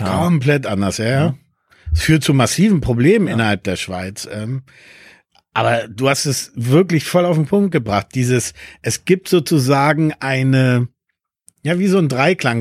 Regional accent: Berlin, Germany; first language Spanish; German is a second language; also born or lived in Peru / Lisbon, Portugal / Switzerland; ich bin in den 80ern groß geworden und in Berlin war das natürlich genau die Zeiten

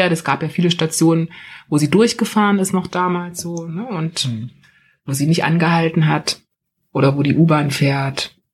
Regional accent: East Germany, Germany; moved away; ich bin gerade aus der DDR gekommen, ich habe noch nichts, ich habe keine Papiere.

